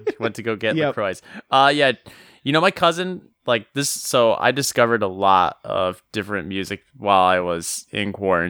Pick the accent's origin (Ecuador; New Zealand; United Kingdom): United Kingdom; London; Yes, I'm from London.